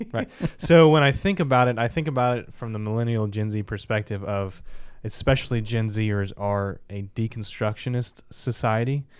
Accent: Kansas City, Midwest, United States; We're from Kansas City

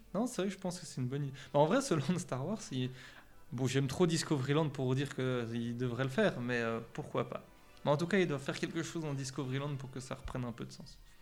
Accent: Belgium; accent: Belgian; mon accent, je sais, il vient de, vient de chez nous

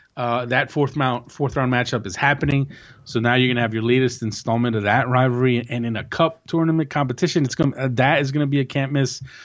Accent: United States; being an American

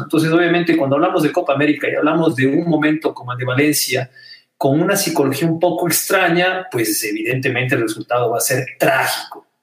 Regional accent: Ecuador; como ciudadano ecuatoriano, como deportista

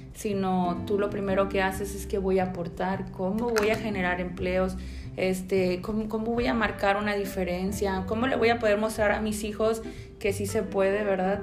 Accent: Puerto Vallarta, Jalisco, Mexico; soy de Puerto Vallarta, ¿verdad? Pata salada, soy de aquí

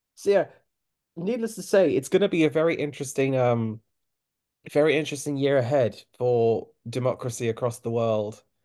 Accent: Cape Town, Western Cape, South Africa; I was born in Cape Town

